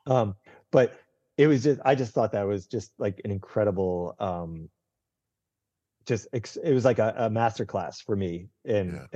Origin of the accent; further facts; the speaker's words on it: Northeast, United States; I grew up in the Northeast